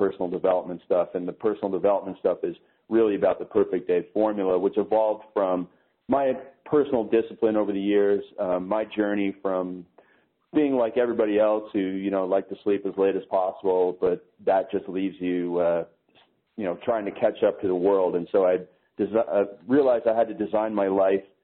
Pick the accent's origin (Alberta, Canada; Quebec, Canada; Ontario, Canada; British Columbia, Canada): Ontario, Canada; Toronto; I'm Canadian. I live in Canada